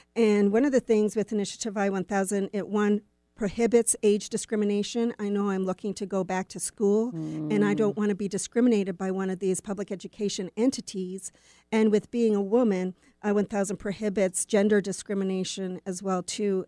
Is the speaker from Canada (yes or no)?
yes; near Winnipeg, Manitoba, Canada; moved away as an adult; also born or lived in Vancouver, Canada / Willmar, Minnesota; I grew up near Winnipeg